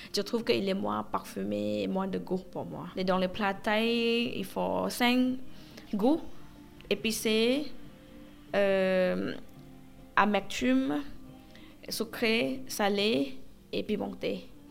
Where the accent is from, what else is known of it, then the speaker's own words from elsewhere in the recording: Southern Thailand, Thailand; French is a second language; also born or lived in Phuket; now in Paris, France; Je viens du sud de la Thaïlande. En fait, ma famille en Thaïlande, ils ont le restaurant. Euh, à Phuket